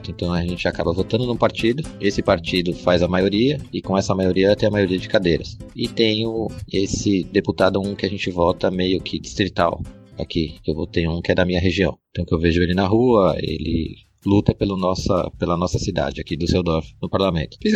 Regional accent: São Paulo, Brazil; now in Germany; Eu vim de São Paulo e aqui a maioria das pessoas são oriundas do Nordeste

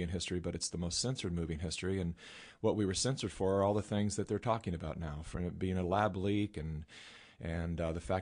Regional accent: California, United States; I was born and raised in California

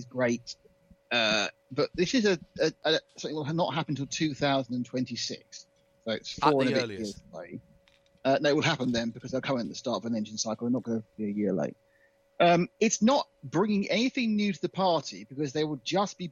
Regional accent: United Kingdom; I'm British

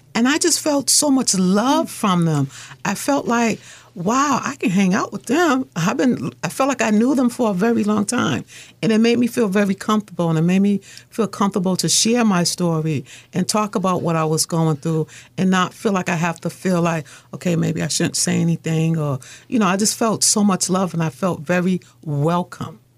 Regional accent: Boston, Massachusetts, United States; I lived in Mission Hill. My mother was a single mother she had me, my older sister, and my brother. And I had a fun childhood.

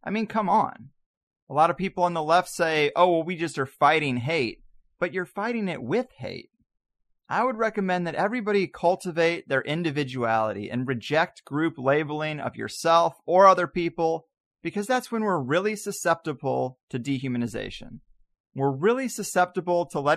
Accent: Missouri, United States; I grew up in Missouri in a place where the KKK literally solicits for new members at the Peevely Flea Market flag booth

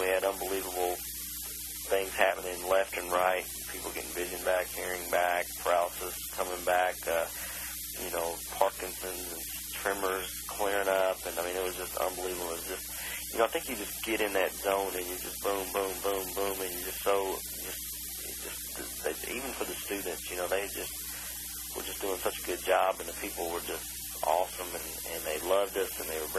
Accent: Kentucky, United States; moved away as an adult; now in Charlotte, United States; I grew up in Kentucky my whole life.

